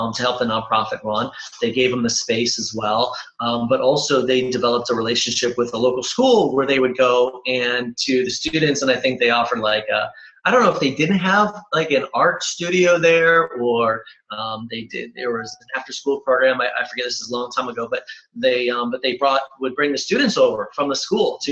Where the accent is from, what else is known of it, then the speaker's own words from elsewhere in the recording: Cleveland, Ohio, United States; I'm originally from Cleveland